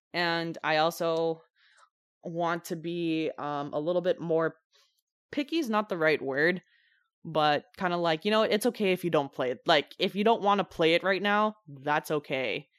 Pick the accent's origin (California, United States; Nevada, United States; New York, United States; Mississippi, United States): California, United States; San Francisco Bay Area; we're from California, we're from the San Francisco Bay Area